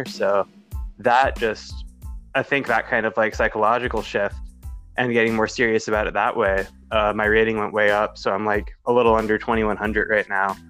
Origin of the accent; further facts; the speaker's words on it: Chapel Hill, North Carolina, United States; I grew up in Chapel Hill, North Carolina